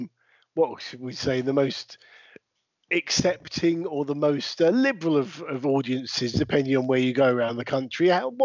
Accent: Brighton, South East England, United Kingdom; my hometown of Brighton

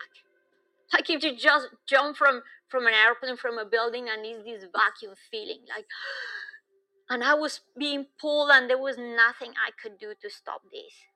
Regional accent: Bogota, Bogotá Capital District, Colombia; moved away; I was born in Bogota, which is high up in the Andes

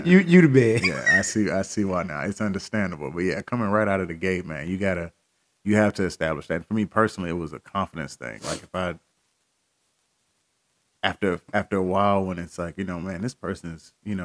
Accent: Columbus, Texas, United States; Originally from Columbus, Texas. Small.

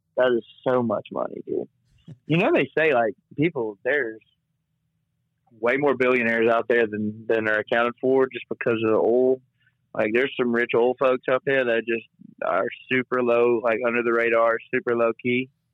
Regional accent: Canton, United States; now in Nashville, United States; got a gig back in my hometown

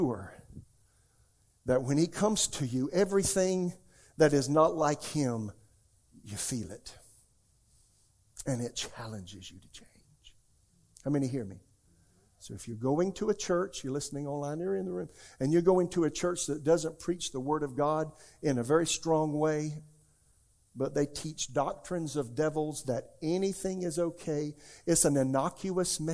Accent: South Carolina, United States; now in Raleigh, United States; I'm from South Carolina

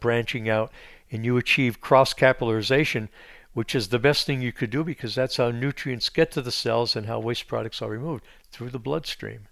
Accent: Pennsylvania, United States; I grew up in Pennsylvania

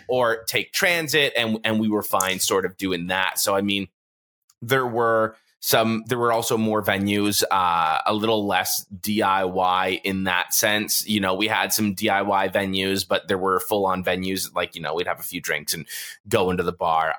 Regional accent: Toronto, Ontario, Canada; I grew up in Toronto

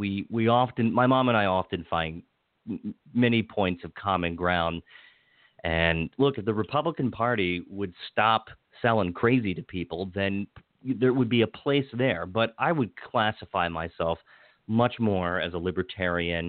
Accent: Washington County, Western Maryland, United States; now in Montgomery County, United States; I live in Montgomery County. I grew up in the culturally conservative Western Maryland

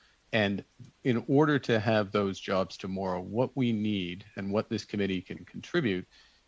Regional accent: Alberta, Canada; I grew up in Alberta.

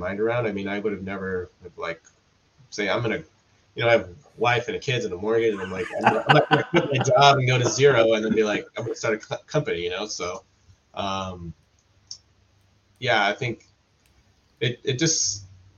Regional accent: Southern California, United States; I'm from Southern California.

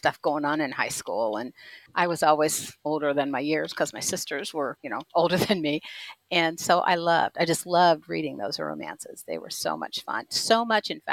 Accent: Indianapolis, Indiana, United States; My hometown I live in Indianapolis

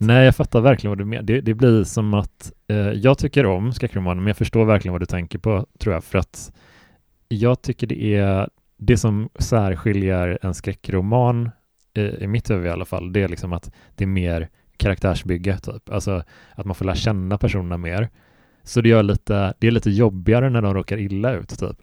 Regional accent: Sweden; det finns en sjö som heter Helsjön ganska nära där jag växte upp, som är fem kilometer bort

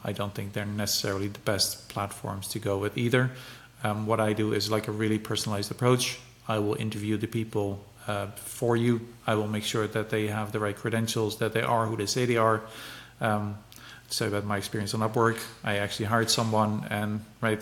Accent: Netherlands; I'm from the Netherlands

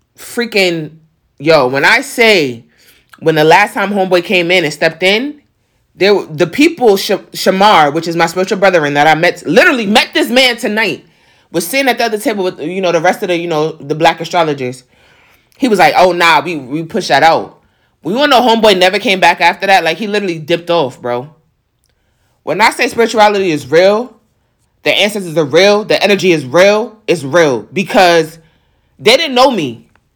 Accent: New York, United States; accent: New York; my New York accent

